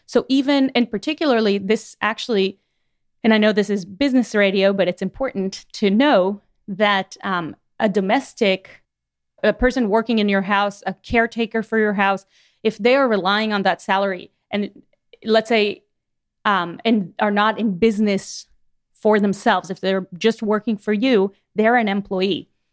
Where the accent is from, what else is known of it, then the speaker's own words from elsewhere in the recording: Miami, Florida, United States; moved away as an adult; now in Chattanooga, United States; I'm from Miami